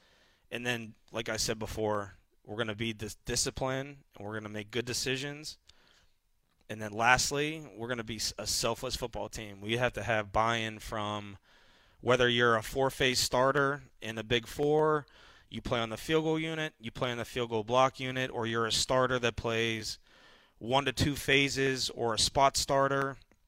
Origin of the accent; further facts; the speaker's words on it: Pittsburgh, Pennsylvania, United States; Yeah, it does feel like home. I'm from Pittsburgh.